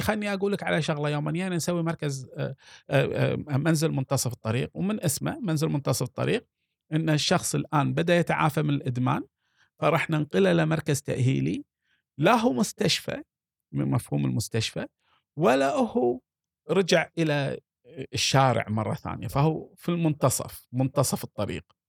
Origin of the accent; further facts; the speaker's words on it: Kuwait; عندنا في الكويت